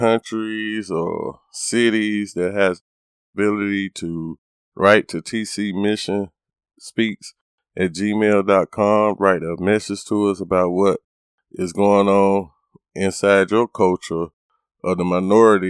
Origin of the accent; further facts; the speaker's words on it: United States; me and my family is African Americans, and we would give our thoughts and our feelings to how we have experienced it or this normal day of life within being African American here in America.